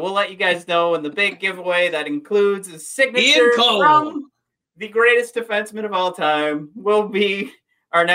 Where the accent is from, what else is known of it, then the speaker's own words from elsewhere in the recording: Dearborn, Michigan, United States; I grew up in Dearborn